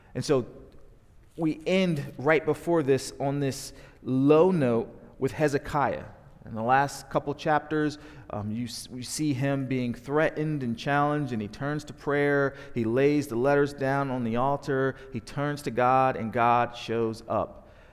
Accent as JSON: {"language": "English", "region": "New Jersey", "country": "United States", "tie": "born or raised there", "also_born_or_lived": "Dallas, Texas", "moved": "as an adult", "lives_now": "Roanoke, United States", "said": "We are born and raised in South Jersey"}